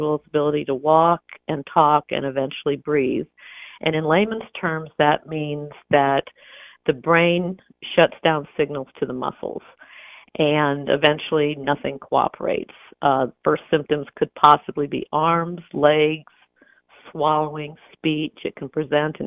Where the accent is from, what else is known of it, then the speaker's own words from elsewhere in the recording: Champaign, Illinois, United States; moved away; I grew up in Champaign, and Champaign still feels much like home